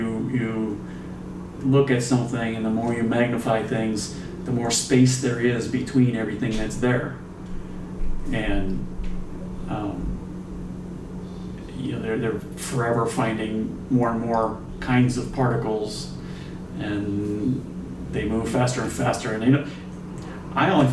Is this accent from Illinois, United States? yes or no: yes; Chicago, Illinois, United States; moved away as an adult; now in San Diego, United States; I've been in California for 30 years, but I'm still a Chicagoan. I'm never going to be a San Diegan